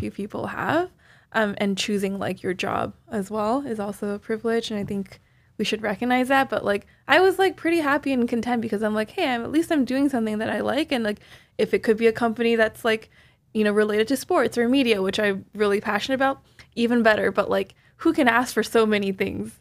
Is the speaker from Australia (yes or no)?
no; Toronto, Ontario, Canada; now in New York, United States; Rami and I are both Canadian. We're both from Toronto